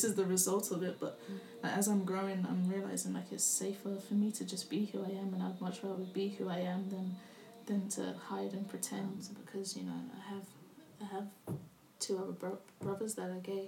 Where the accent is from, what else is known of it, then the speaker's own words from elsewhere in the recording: London, United Kingdom; moved away as an adult; now in New Zealand; when I grew up in London